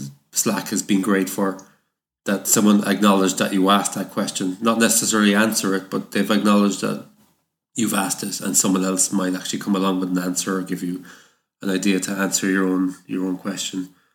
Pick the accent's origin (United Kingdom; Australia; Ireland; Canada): Ireland; I come from Ireland